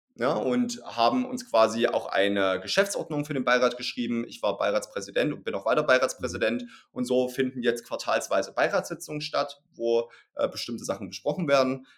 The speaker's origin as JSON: {"language": "German", "region": "East Germany", "country": "Germany", "said": "ich komme aus Ostdeutschland"}